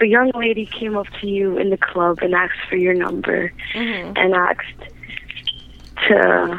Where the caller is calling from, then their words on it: Rhode Island, United States; Hey, I'm calling from Rhode Island.